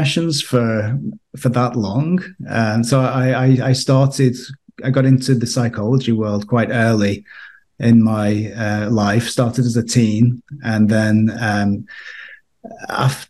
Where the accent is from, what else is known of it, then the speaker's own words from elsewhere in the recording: United Kingdom; moved away as an adult; now in Austria; you may detect from my accent that I'm from the UK originally